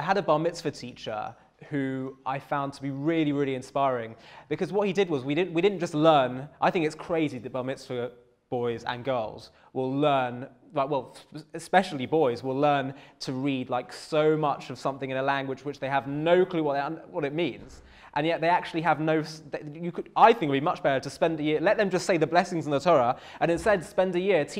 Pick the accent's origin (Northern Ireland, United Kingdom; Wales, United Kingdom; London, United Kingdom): London, United Kingdom; I grew up in North London